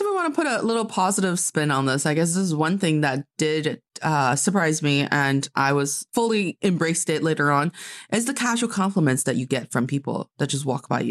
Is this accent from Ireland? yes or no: no; China; moved away; my hometown, like from Dongfei